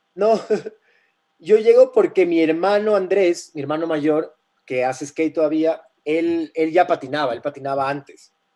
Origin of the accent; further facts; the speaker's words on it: Guayaquil, Guayas, Ecuador; Yo, yo crecí en Guayaquil de, de, más chamo